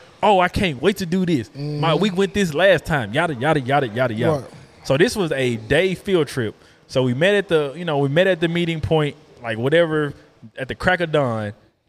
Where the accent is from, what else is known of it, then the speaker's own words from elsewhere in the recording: Atlanta, Georgia, United States; So, if you know me, I grew up in Atlanta.